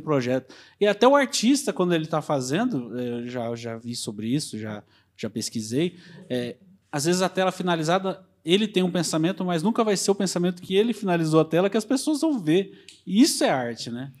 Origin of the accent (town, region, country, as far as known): Brazil